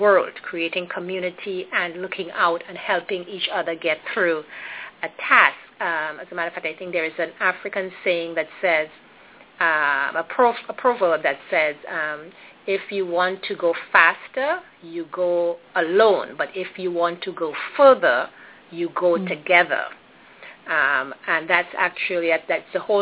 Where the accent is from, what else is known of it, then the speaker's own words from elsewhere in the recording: Trinidad & Tobago; I was born and raised in Trinidad and Tobago, which is a Caribbean island